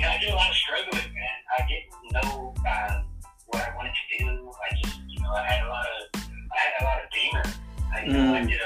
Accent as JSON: {"language": "English", "town": "Houston", "region": "Texas", "country": "United States", "said": "I'm from Houston, Texas."}